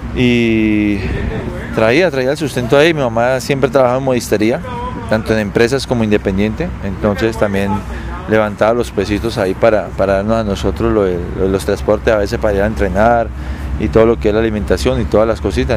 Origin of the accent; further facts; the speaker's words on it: Cali, Valle del Cauca, Colombia; moved away as an adult; also born or lived in Argentina / Mexico / Medellín; soy caleño, nací el 5 de abril del 78